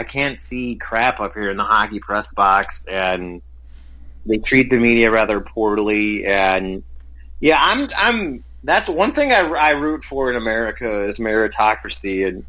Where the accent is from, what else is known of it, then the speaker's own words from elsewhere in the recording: Sox country, Illinois, United States; I grew up in Sox country